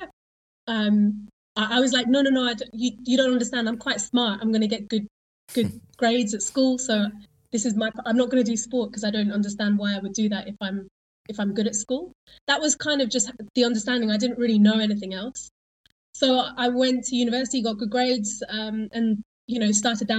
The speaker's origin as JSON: {"language": "English", "area": "Isle of Wight", "region": "South East England", "country": "United Kingdom", "tie": "born or raised there", "said": "I grew up on the Isle of Wight."}